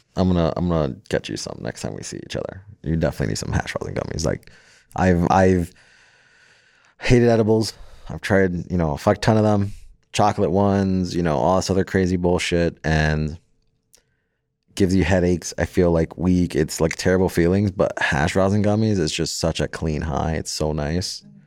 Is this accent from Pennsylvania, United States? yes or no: no; Florida, United States; also born or lived in Jersey City, New Jersey / San Antonio, Texas / California; now in Las Vegas, United States; raised down in Florida